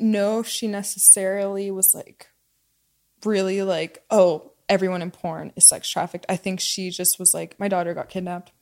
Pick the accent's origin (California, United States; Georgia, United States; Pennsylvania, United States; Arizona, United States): Pennsylvania, United States; moved away; I grew up in Pennsylvania